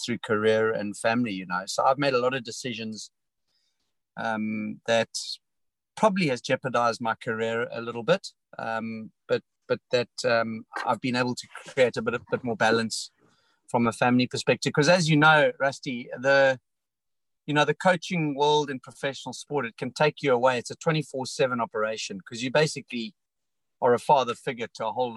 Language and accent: English; South Africa; I came from a rugby and cricket background as a South African